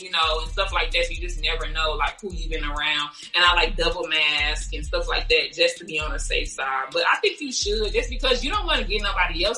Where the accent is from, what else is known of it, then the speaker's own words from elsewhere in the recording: Chicago, Illinois, United States; moved away as an adult; also born or lived in Louisiana; I lived in Louisiana, which was like totally different because I'm from Chicago